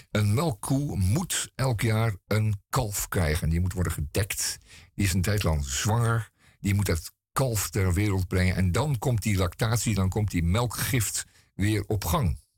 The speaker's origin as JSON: {"language": "Dutch", "country": "Netherlands", "said": "een stuk over eh, de Indianen van Manhattan, waar wij als Nederlanders toch mee te maken hebben gehad in de, in de 16e eeuw."}